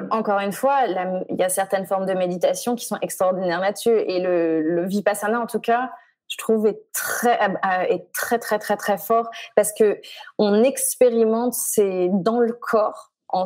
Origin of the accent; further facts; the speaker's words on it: Chamonix, Auvergne-Rhône-Alpes, France; moved away as an adult; now in United States; je viens de Haute-Savoie. Euh, je suis originaire de Haute-Savoie, de Chamonix